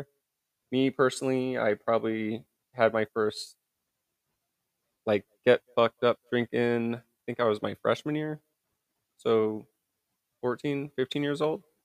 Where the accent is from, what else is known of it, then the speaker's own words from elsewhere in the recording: small town near Louisville, Kentucky, United States; now in Oceanside, United States; Grew up in a very small town around Louisville, Kentucky